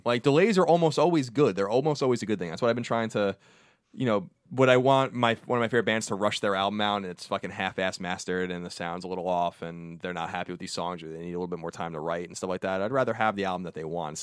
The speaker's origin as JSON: {"language": "English", "region": "New York", "country": "United States", "said": "I'm from New York"}